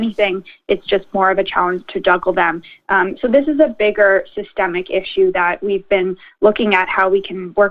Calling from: Ontario, Canada; I know we're calling in from York Region here, so the chambers in Richmond Hill and Newmarket and Vaughan, we've all been amplifying the message

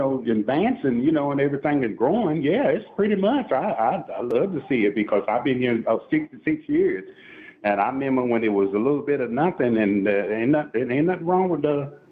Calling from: Statesville, North Carolina, United States; I'm calling from Studio A. I'm in Statesville. I'm right here in Statesville.

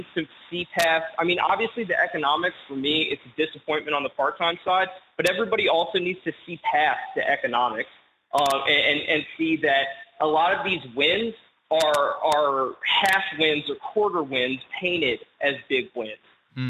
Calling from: Denton, Texas, United States; I'm calling out of Denton, Texas.

